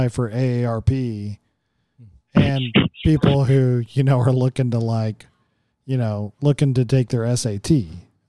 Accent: Oklahoma, United States; growing up in Oklahoma

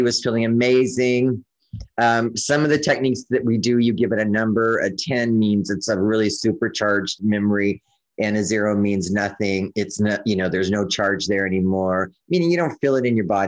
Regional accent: California, United States; moved away as an adult; also born or lived in Oregon; I'm from California.

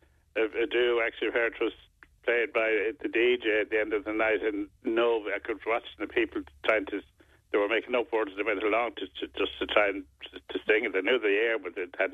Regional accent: Ireland; We're all Irish, you know. We're not all Irish. There's a lot of other nationalities living here.

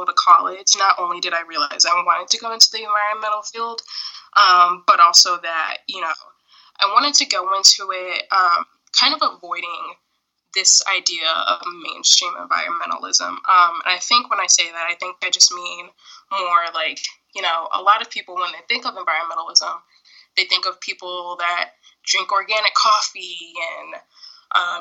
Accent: Connecticut, United States; moved away; also born or lived in New Hampshire; I grew up in Connecticut and it was the suburbs

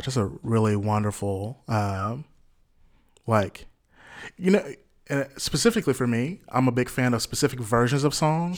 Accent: Jackson, Mississippi, United States; born and raised in Jackson, Mississippi here

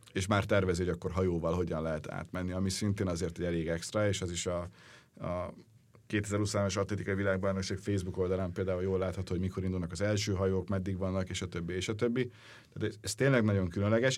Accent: Hungary; mégiscsak magyarok vagyunk

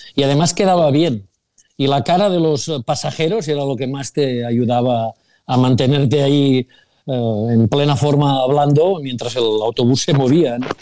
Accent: Sabadell, Catalonia, Spain; los que somos de Sabadell

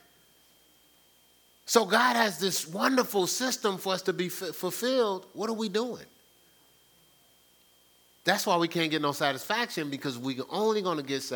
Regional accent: New Jersey, United States; moved away; growing up in New Jersey.

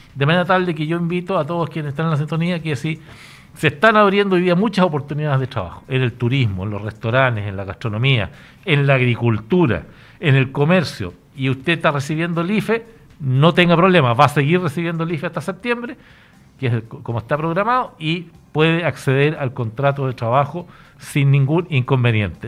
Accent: Chile; el Estado somos todos los chilenos

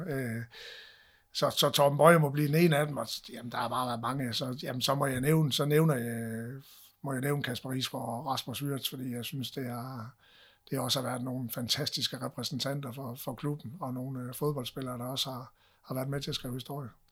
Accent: North Jutland, North Denmark Region, Denmark; vi, vi er nordjyder

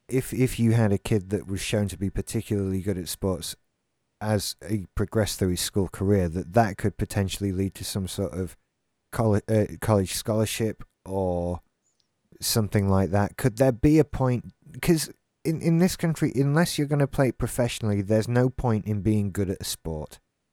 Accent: Scotland, United Kingdom; I'm Scottish. No, you're British! I'm Scottish.

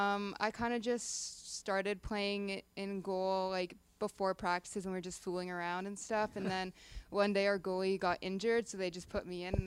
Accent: Toronto, Ontario, Canada; moved away as an adult; now in Tampa, United States; I'm from Ontario, specifically Toronto.

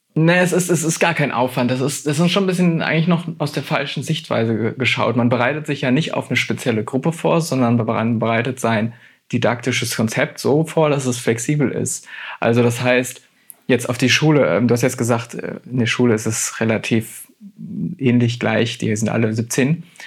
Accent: Germany; heißt Deutschland schon, schon weiterhin mein Heimatland

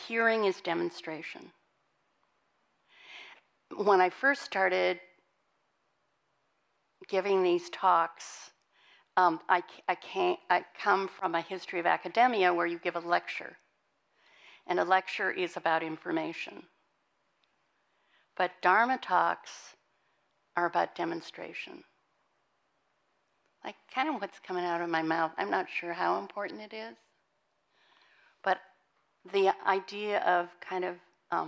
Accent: Montana, United States; moved away; I was born and raised in Montana.

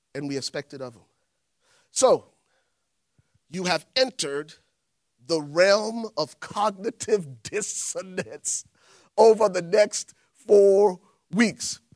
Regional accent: Liberia; moved away; growing up in Liberia

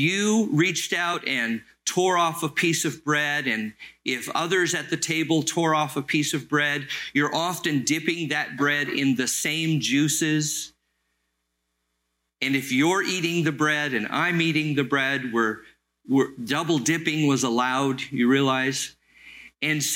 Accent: Los Angeles, California, United States; the little church I grew up in Los Angeles

